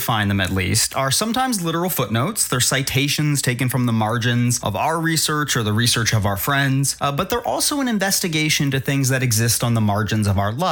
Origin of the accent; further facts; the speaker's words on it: Canada; now in United States; I proudly admit my Canadian-ness.